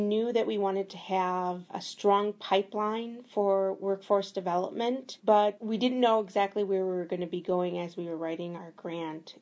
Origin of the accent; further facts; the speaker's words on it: Milwaukee, Wisconsin, United States; born and raised in Milwaukee